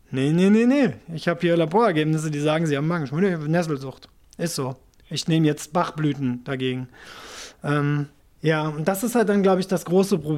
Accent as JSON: {"language": "German", "country": "Japan", "tie": "born or raised there", "said": "also ich bin ja in Japan aufgewachsen, das heißt, ich bin natürlich mit Nintendo Videogames"}